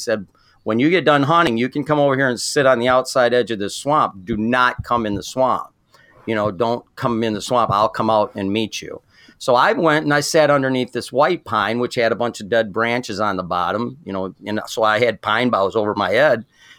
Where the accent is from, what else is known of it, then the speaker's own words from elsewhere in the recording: Michigan, United States; Okay, I'm from Michigan, grew up in southern Michigan, and nobody in my family hunted